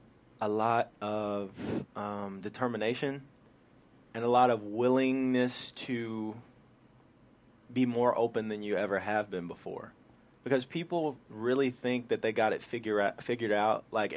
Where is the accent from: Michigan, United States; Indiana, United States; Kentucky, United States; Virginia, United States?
Indiana, United States; I mean, I'm from Indiana, so everybody right. loved his plays.